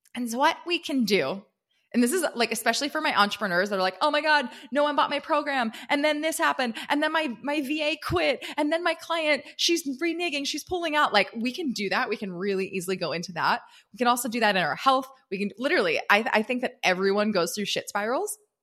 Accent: East Coast, United States; now in California, United States; I grew up on the East Coast, and now I live in California

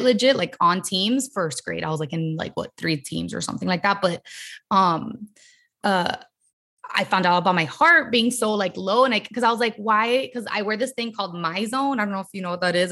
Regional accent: Miami, Florida, United States; now in Los Angeles, United States; I'm from Miami, born and raised in, like, Miami

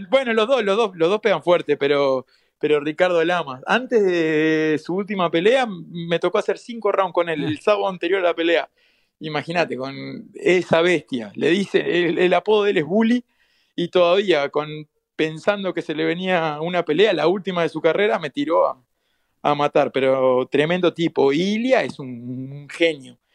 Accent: Uruguay; de donde vengo yo, de, Uruguay, eh, somos como una, somos muy, muy poquitos, somos 3 millones nada más

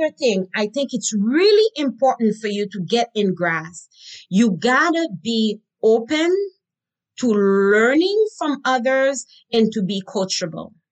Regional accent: Haiti; I learned growing up in Haiti

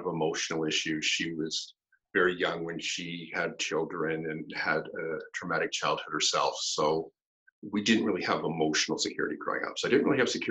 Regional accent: Campbellford, Ontario, Canada; I grew up in a small little hockey town in Canada in the 70s called Campbellford

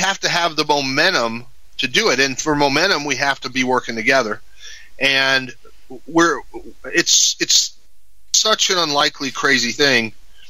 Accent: Mexico; You know, I grew up in Mexico. My parents were missionaries

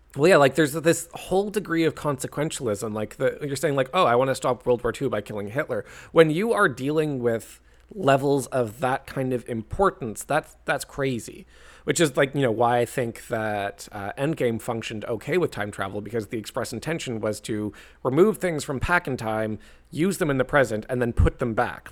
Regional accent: Canada; I'm Canadian

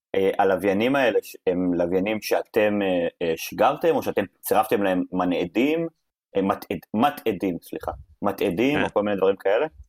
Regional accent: Nahariya, Northern District, Israel; moved away; אני במקור מנהריה

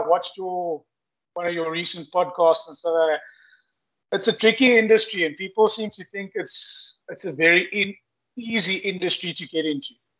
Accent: Eastern Cape, South Africa; Growing up in the Eastern Cape, avid houndsman, hunting bush pig with my father and uncle

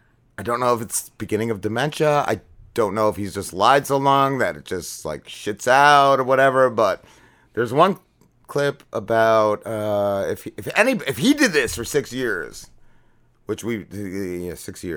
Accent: New Jersey, United States; I'm from North Jersey

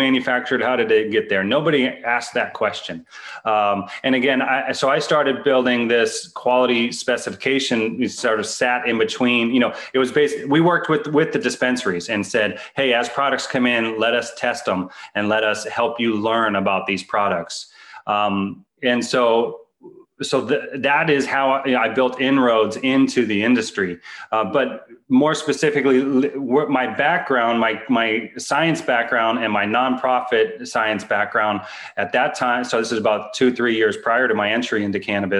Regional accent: East Bay, San Francisco Bay Area, Northern California, United States; also born or lived in Colorado; I'm from the Bay, Northern California, specifically the East Bay area of the San Francisco Bay Area

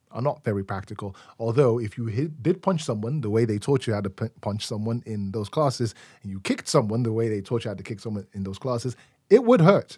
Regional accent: Nigeria; also born or lived in London, United Kingdom; now in Chicago, United States; growing up in Nigeria in the nineties

